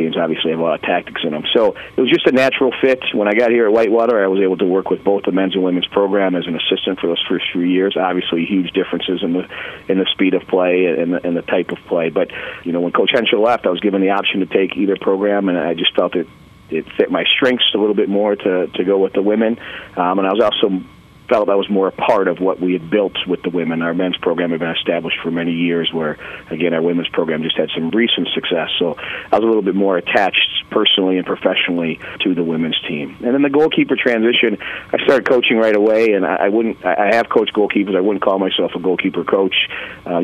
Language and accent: English; Madison, Wisconsin, United States; I grew up in the Madison, Wisconsin area